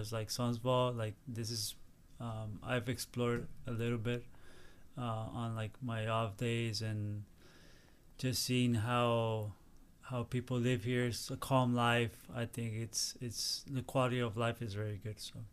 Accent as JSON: {"language": "English", "town": "San Diego", "region": "California", "country": "United States", "tie": "born or raised there", "also_born_or_lived": "Tijuana, Mexico / Mexico City, Mexico", "moved": "yes", "said": "I will go back to San Diego, which is my hometown."}